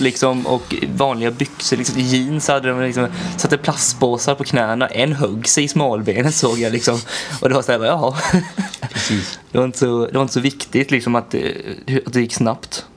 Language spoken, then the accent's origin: Swedish; Sweden; hemma i Sverige